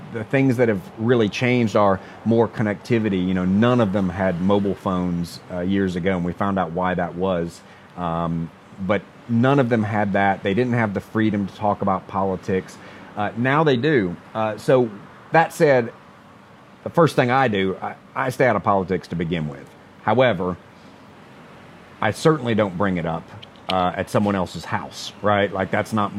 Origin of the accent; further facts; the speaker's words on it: United States; being American